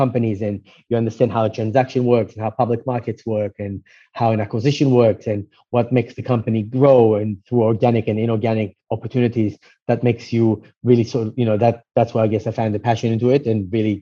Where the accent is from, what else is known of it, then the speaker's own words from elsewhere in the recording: Israel; moved away; I was actually born and raised in Israel